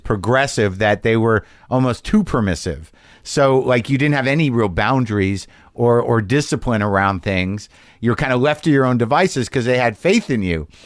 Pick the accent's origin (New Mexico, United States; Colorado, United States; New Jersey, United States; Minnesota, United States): New Mexico, United States; I grew up in New Mexico